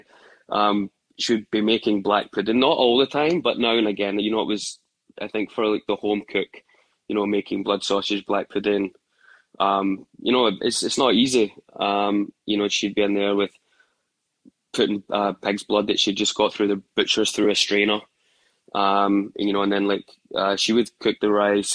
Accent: Glasgow, Scotland, United Kingdom; moved away as an adult; also born or lived in Australia; now in New York, United States; growing up in Glasgow

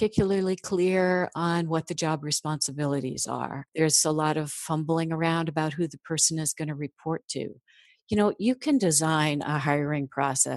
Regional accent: Midwest, United States; I'm from the Midwest

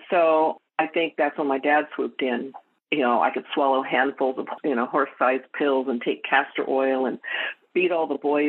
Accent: Edmonton, Alberta, Canada; born there; So I was born in Edmonton, Alberta, Canada. And I was relinquished.

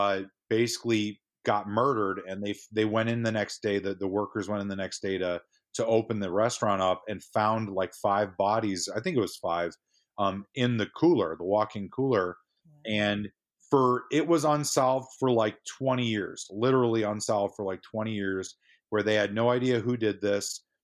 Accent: St. Charles, Illinois, United States; I grew up in St. Charles, Illinois, and my wife is from Palatine.

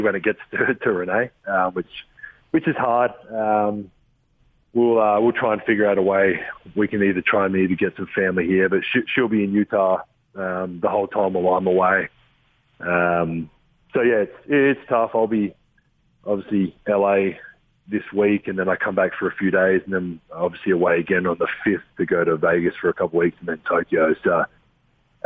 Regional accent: Adelaide, South Australia, Australia; born or raised there; moved away

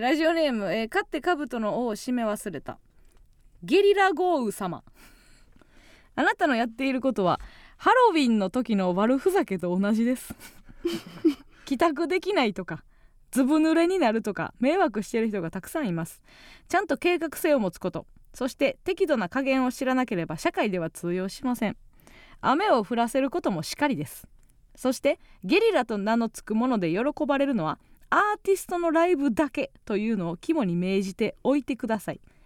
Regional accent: Kansai, Japan; accent: Kansai dialect; 私と一緒でさ、関西弁強い

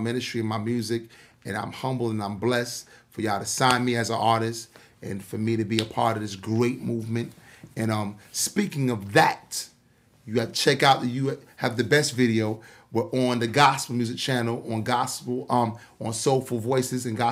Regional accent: New York City, New York, United States; I'm an individual from Queens, New York

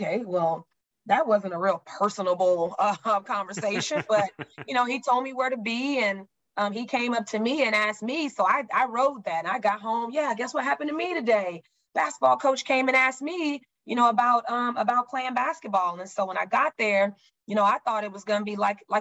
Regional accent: Oklahoma City, Oklahoma, United States; also born or lived in Spencer, Oklahoma; now in Houston, United States; I'm a city girl. I grew up in Oklahoma City, lived a little city life, but it's slow. Houston was very fast when I got here

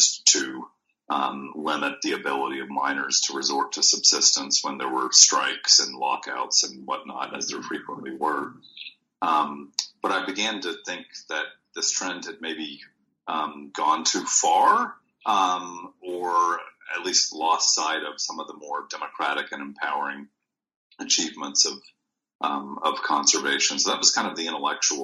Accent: Houston, Texas, United States; moved away as an adult; also born or lived in Minnesota; I grew up in Houston, Texas

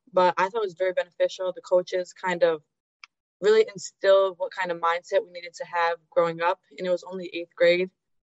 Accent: Trumbull, Connecticut, United States; moved away as an adult; now in New Jersey, United States; I'm from Trumbull, Connecticut. I grew up there my entire life, and now I attend Seton Hall University in New Jersey.

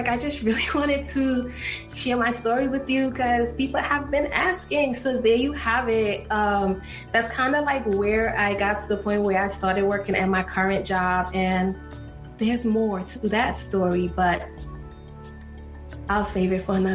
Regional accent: New York, United States; moved away as an adult; also born or lived in Texas / Ohio; I grew up in New York

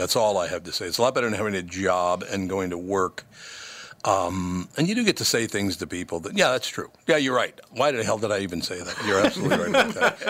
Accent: Minnesota, United States; And look, I was born here. I love Minnesota. I grew up in Minnesota.

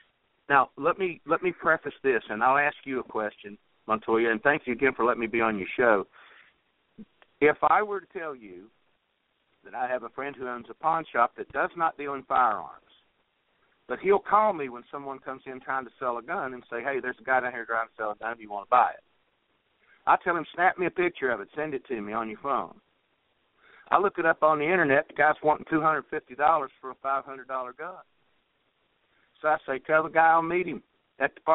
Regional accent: West Virginia, United States; born or raised there

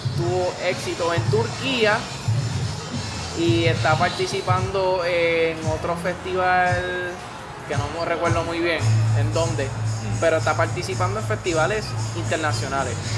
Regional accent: Puerto Rico

